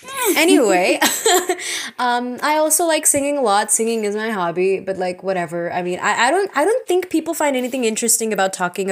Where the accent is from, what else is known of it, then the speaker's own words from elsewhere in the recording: United States; also born or lived in Secunderabad, India; I was born in Sikandarabad, okay? Which is a nice city. And after that, I moved to America when I was 6 months old